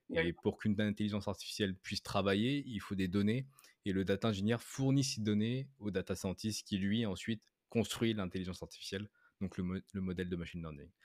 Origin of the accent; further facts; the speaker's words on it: France; moved away as an adult; now in Canada; je suis français, j'habite au Canada depuis maintenant plus de 7 ans